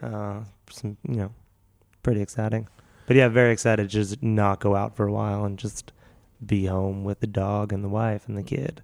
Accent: Philadelphia, Pennsylvania, United States; moved away; also born or lived in Seattle; I'm from Philly

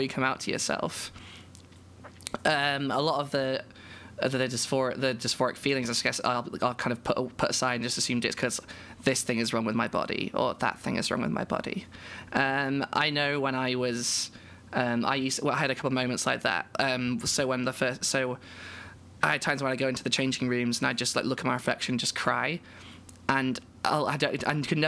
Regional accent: United Kingdom; I'm a British trans woman

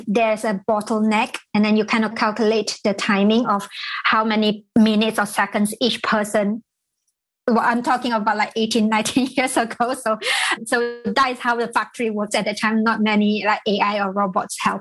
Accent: Malaysia; moved away; I was in Malaysia, so I'm from Malaysia originally

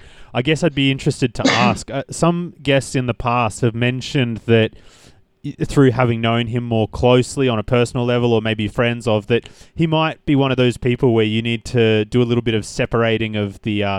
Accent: Australia; being Australian

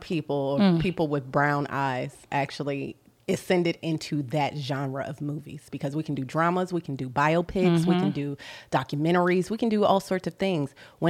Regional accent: Columbus, Ohio, United States; moved away; I'm from Columbus, Ohio. I was not black until I moved to Atlanta. So that was 2007.

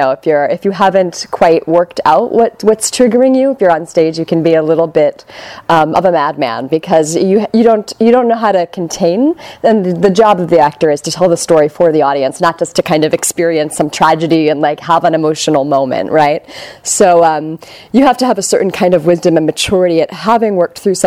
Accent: New York City, New York, United States; now in Bay Area, United States; I'm from New York City. I went to grad school there

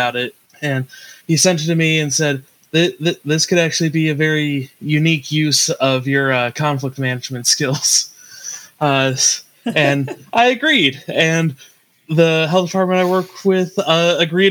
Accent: Kent, Ohio, United States; I pretty much was born and raised in the Kent area, which is why I wound up going to Kent State

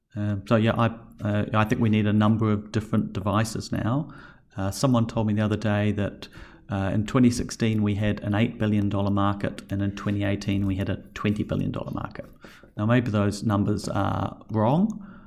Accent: New Zealand; now in Australia; as a Kiwi

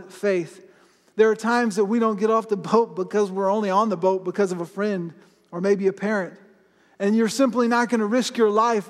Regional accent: Florida, United States; I grew up in Florida, and I live pretty close to the ocean

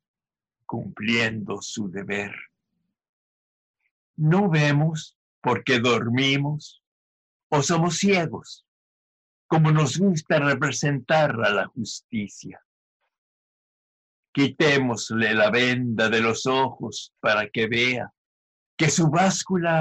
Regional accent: El Paso, Texas, United States; also born or lived in Ciudad Juárez, Chihuahua, Mexico; now in Berkeley, United States; I was born and raised in El Paso, Texas, Juarez, Chihuahua, Twin City

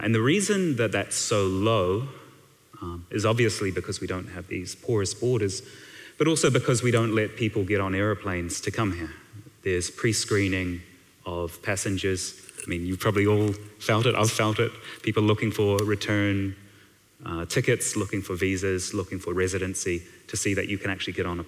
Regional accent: Balclutha, Otago, New Zealand; now in Wellington, New Zealand; I grew up in Balclutha

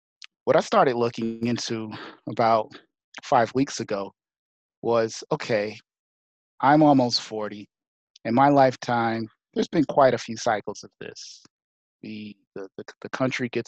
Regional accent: United States; as an American, as a Black man

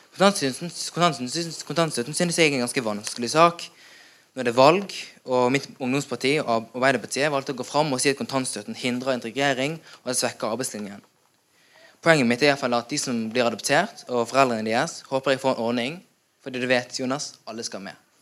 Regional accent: Norway; Jeg var syv måneder da jeg kom til Norge eller ble hentet av mine foreldre.

